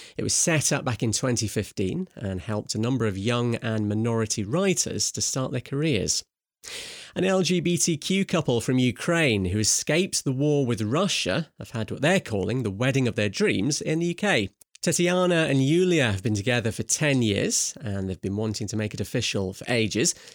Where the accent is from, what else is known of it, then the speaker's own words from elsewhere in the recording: Scotland, United Kingdom; I am Scottish